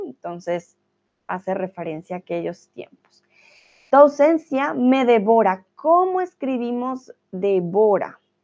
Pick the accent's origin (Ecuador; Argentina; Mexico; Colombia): Colombia; now in Germany; soy de Colombia, soy tutora de español aquí en Chatterbox y eh, comúnmente vivo ya ahora sí en Alemania